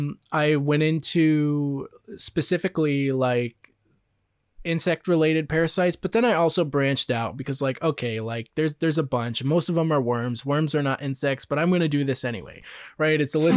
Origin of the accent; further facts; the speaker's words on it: Vermont, United States; Yeah, we're from Vermont. Vermont is, you know, Ben and Jerry's, the home, the birth of Ben and Jerry's. So. Yeah, we got everything up there.